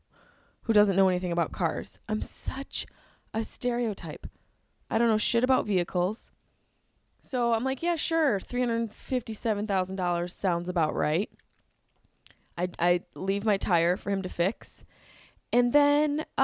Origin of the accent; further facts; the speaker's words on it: Syracuse, New York, United States; moved away; I'm in Syracuse, my hometown